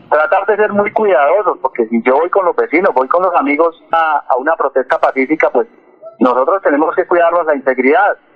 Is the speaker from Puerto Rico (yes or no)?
no; Colombia; Aquí todos somos colombianos.